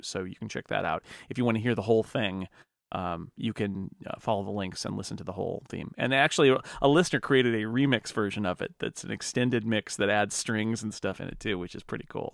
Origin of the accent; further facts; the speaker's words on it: United States; I'm American